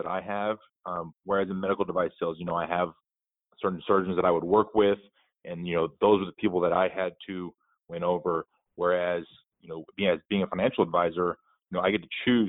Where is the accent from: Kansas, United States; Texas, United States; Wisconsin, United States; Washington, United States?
Texas, United States; moved away as an adult; also born or lived in Norfolk, Virginia / San Diego; I grew up in Texas, a small town just south of Austin